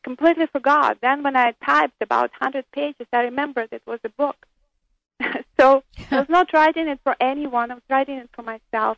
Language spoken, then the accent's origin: English; Ukraine; moved away as an adult; also born or lived in Israel; I was born in Soviet Ukraine